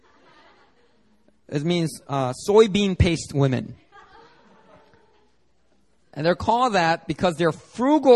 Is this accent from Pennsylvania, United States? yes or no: yes; Philadelphia, Pennsylvania, United States; now in Seoul, South Korea; guys that I grew up with in Philly